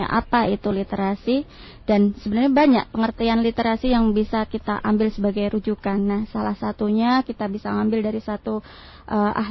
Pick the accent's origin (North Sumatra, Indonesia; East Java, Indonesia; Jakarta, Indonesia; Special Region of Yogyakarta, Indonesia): Special Region of Yogyakarta, Indonesia; Yogyakarta; now in Ambon, Indonesia; Jawa pun Jawa. Jogja Pak.